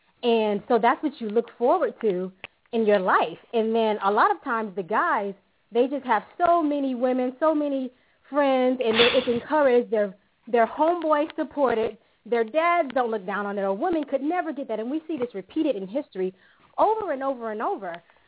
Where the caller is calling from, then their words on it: Italy; I'm calling from